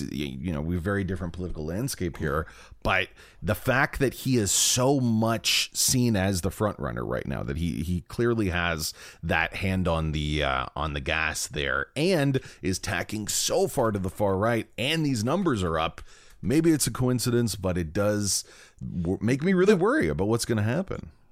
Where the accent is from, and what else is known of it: Brampton, Ontario, Canada; born or raised there